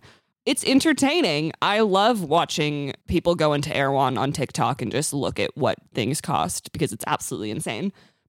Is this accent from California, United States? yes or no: yes; California, United States; accent: Californian